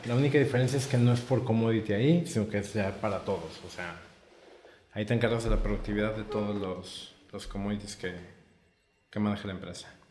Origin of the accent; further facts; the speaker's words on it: Puebla, Mexico; moved away as an adult; now in Tijuana, Mexico; Yo soy originario de Puebla. Me vine a vivir aquí a Tijuana hace nueve años